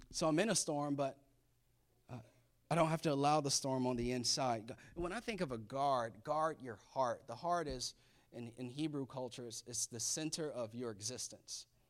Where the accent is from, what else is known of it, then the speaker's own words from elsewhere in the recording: Florida, United States; I was born and raised in Florida